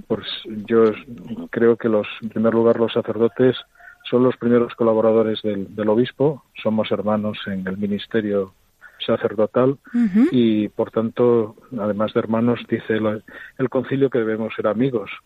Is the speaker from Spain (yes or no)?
yes; Oviedo, Asturias, Spain; moved away as an adult; now in Astorga, Spain; es mi tierra